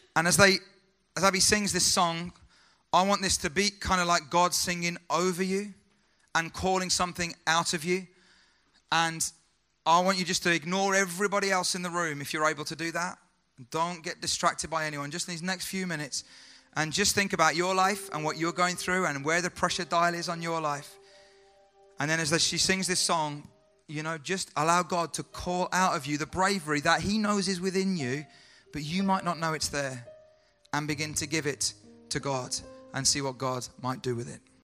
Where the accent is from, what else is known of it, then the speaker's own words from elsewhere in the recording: United Kingdom; as a British guy